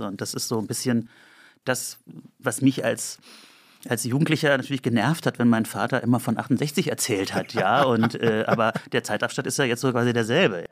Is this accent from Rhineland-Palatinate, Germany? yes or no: yes; Andernach, Rhineland-Palatinate, Germany; also born or lived in Bonn; now in Berlin, Germany; Im, in Andernach bin ich aufgewachsen und in Bonn